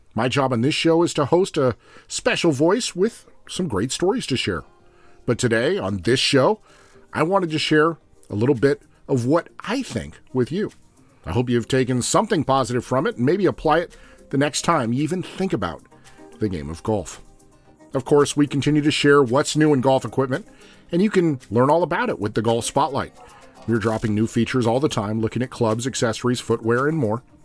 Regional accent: United States; I'm also an American

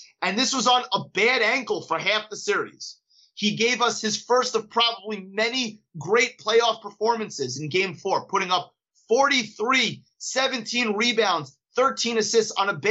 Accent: Great Neck, New York, United States; my hometown of Great Neck

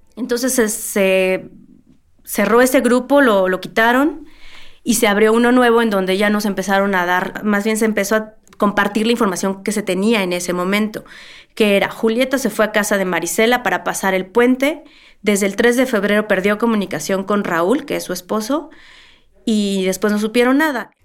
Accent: Mexico City, Mexico; nací y vivo en la Ciudad de México toda mi vida

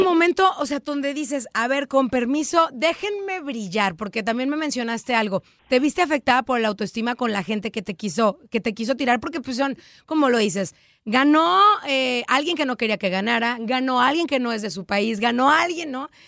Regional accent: Mexico; en México utilizamos mucho el de que andar con lobos, aullar se enseña

